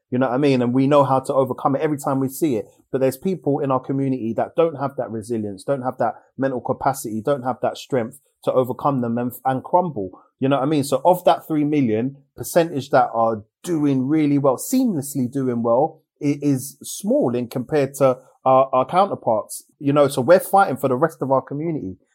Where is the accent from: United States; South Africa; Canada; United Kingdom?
United Kingdom; England; the fact that I live here and I'm born here